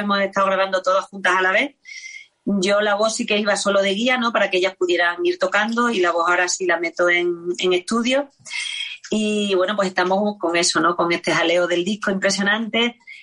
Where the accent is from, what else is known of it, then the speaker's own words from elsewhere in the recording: Orellana la Vieja, Extremadura, Spain; accent: Extremaduran; now in Mérida, Spain; de mi pueblo, de Orellana, de, los Orellana